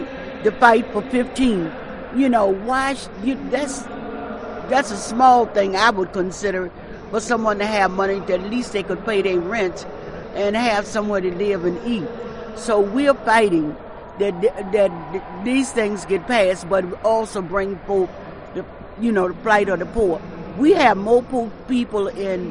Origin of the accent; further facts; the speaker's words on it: Baltimore, Maryland, United States; I'm from Baltimore, Maryland